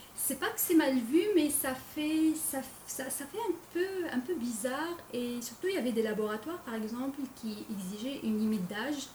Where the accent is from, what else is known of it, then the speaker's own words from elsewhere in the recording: Algeria; moved away as an adult; also born or lived in France; now in Quebec, Canada; je suis née en Algérie... C'est en nord de l'Afrique